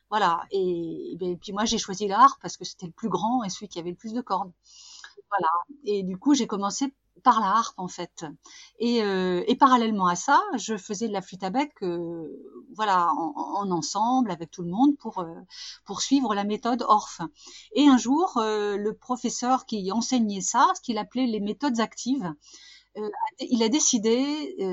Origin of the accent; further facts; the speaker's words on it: Douai, Hauts-de-France, France; je suis du Nord, hein, je suis une fille du Nord, une ch'ti.